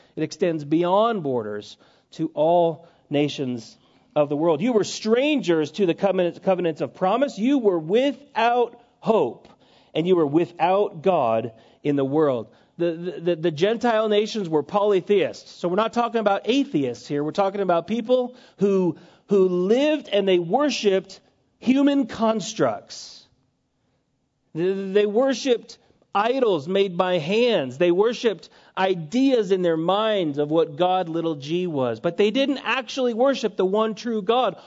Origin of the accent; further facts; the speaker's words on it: United States; us as American Christians